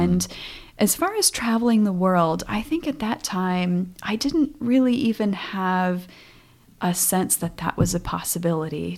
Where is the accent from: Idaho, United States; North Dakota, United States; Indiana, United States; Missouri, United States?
North Dakota, United States; moved away; I grew up on a farm in North Dakota